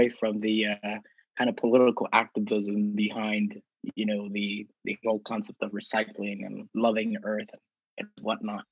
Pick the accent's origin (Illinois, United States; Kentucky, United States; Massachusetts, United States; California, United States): California, United States; Southern; moved away; I'm from Southern California